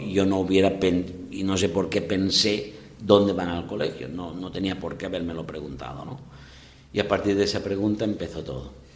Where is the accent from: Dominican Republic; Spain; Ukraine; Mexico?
Spain; Gata de Gorgos, Valencian Community; moved away as an adult; also born or lived in Barxeta / Ondara; now in Peru; soy de Gata de Gorgos, que es provincia de Alicante, pero diócesis de Valencia.